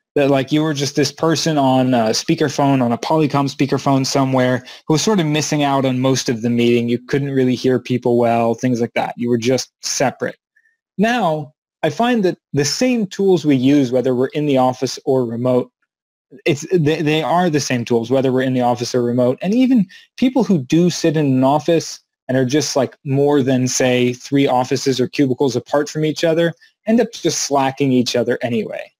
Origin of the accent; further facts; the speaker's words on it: Maryland, United States; moved away as an adult; back to Maryland in the United States where I grew up